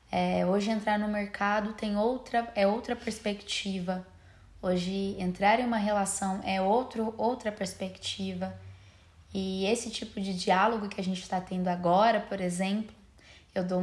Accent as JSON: {"language": "Portuguese", "town": "Franca", "region": "São Paulo", "country": "Brazil", "said": "é, nós somos de Franca, São Paulo, interiorzinho de São Paulo e me respeitem que isso não é Minas Gerais."}